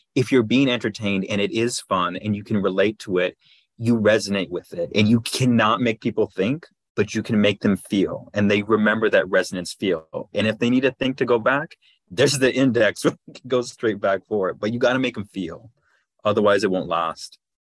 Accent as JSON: {"language": "English", "town": "Los Angeles", "region": "California", "country": "United States", "tie": "born or raised there", "said": "I grew up in Los Angeles"}